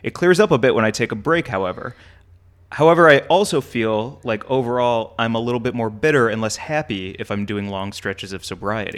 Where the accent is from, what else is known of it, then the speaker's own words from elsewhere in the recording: St. Louis, Missouri, United States; moved away; growing up and being in Saint Louis, Missouri is where Anheuser-Busch is